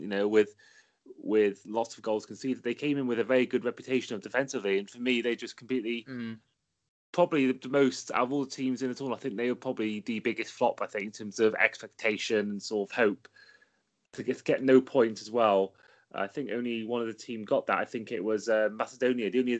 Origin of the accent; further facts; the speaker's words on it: Wales, United Kingdom; as a Welshman myself